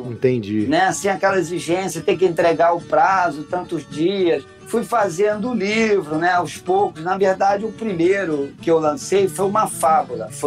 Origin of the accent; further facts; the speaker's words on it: Rio de Janeiro, Brazil; Mas eles vieram pro Rio há muito tempo e eu nasci no Rio mesmo nasci no Jardim Botânico, que é um bairro do, do Rio.